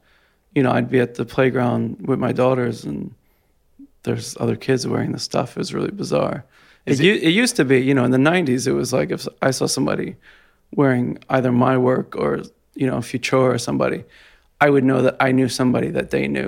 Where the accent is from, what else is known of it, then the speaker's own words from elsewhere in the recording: Jersey City, New Jersey, United States; I'm from Jersey City.